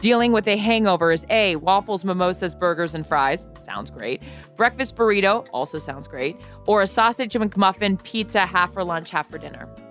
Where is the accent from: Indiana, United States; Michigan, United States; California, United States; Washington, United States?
Washington, United States; Seattle; I'm from Seattle.